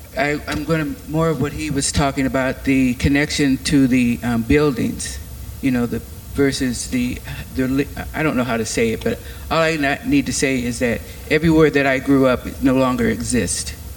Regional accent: Iowa City, Iowa, United States; moved away; I grew up here in Iowa City

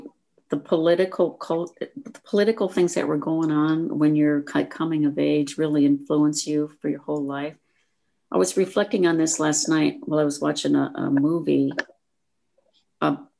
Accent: Fairbank, Iowa, United States; moved away; I am from a small town in Iowa. I don't know if either one of you have ever heard of this town. It's called Fairbank

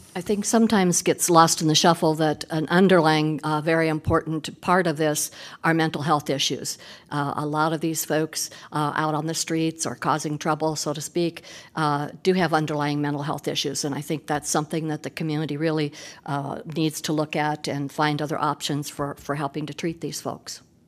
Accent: Des Moines, Iowa, United States; moved away as an adult; now in Iowa City, United States; I grew up in Des Moines

